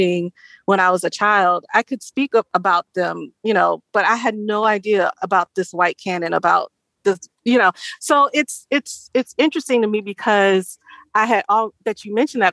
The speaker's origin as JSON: {"language": "English", "region": "the South", "country": "United States", "tie": "born or raised there", "said": "I grew up in the South"}